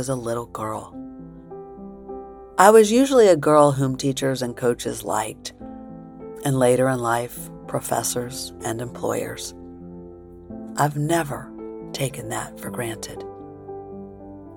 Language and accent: English; Springfield, Illinois, United States; also born or lived in New York; grade school days in Springfield, Illinois, after Dad had died and we moved from New York to Illinois